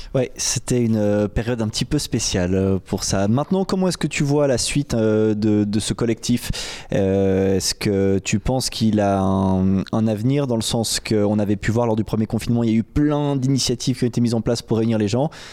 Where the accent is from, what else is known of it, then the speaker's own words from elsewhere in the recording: French-speaking Switzerland, Romandy, Switzerland; chez nous en Suisse romande